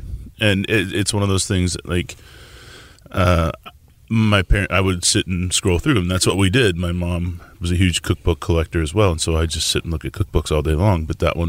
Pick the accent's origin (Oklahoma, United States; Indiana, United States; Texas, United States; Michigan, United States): Oklahoma, United States; Tulsa; also born or lived in Nebraska; now in Houston, United States; I grew up in Tulsa. Born in Nebraska and grew up in Tulsa.